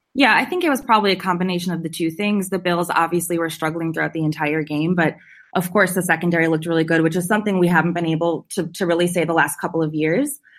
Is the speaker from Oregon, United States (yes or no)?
no; Appleton, Wisconsin, United States; now in San Francisco, United States; I live in San Francisco now, but I grew up in Appleton